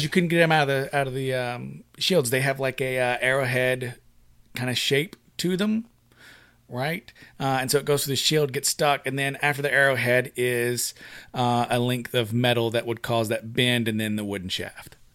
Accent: United States; we're Americans

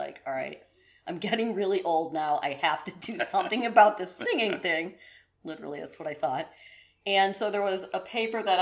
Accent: Elgin, Illinois, United States; now in Mesa, United States; I grew up in Elgin

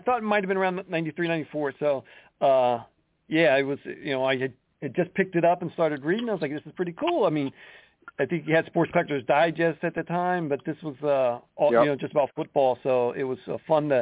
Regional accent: Columbus, Ohio, United States; growing up in Ohio, especially Columbus, Ohio, right there near Ohio State

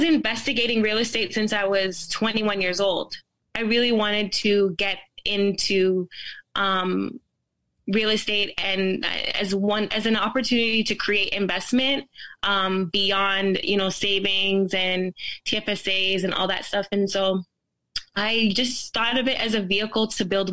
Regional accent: Toronto, Ontario, Canada; also born or lived in Jamaica / Brampton; I grew up in a city called, a place in Toronto called Rexdale.

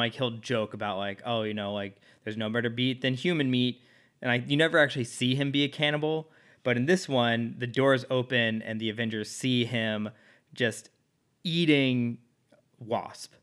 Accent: Dallas, Texas, United States

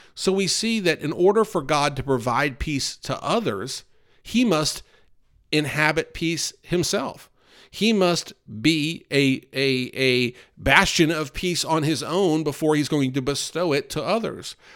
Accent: the North, United States; now in North Carolina, United States; I grew up in the North

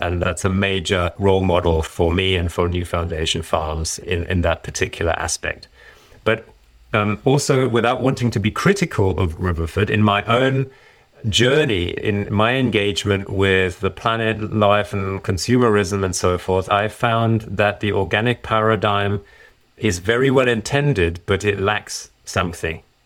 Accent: Germany; also born or lived in Ireland; now in United Kingdom; shortly after I was born, we did return to Germany, and I was, I went to school there, grew up generally, and I then later moved to the U K

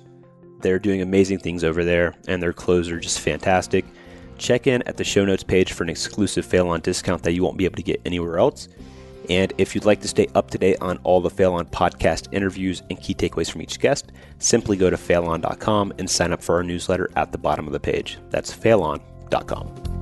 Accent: Georgia, United States; So I'm from Georgia, so it's very appropriate.

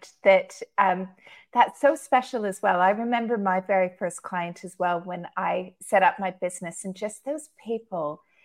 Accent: Canada; moved away as an adult; now in Dubai, United Arab Emirates; Originally, I'm from Canada, but I've been living in Dubai for the past 14 years.

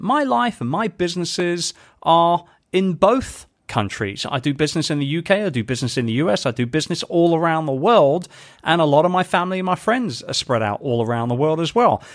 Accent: United Kingdom; moved away; being a Brit, um, and, and particularly somebody who is doing more and more business now back home in the U K

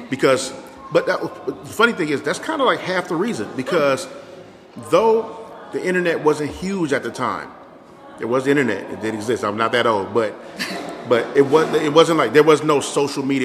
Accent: Inglewood, California, United States; I was born in Inglewood

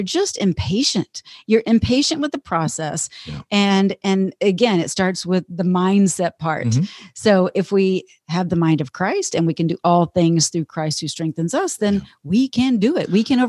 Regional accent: Texas, United States; saying y'all all the time because I'm from Texas

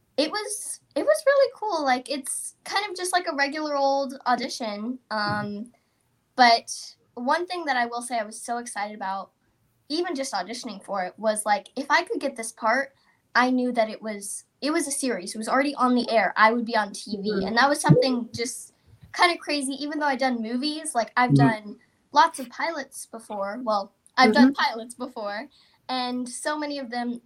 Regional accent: Texas, United States; I'm from Texas

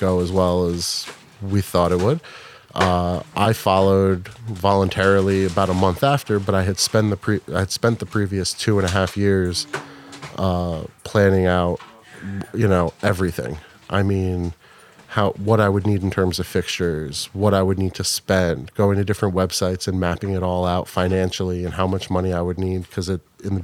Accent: Wayne, New Jersey, United States; I grew up in Wayne

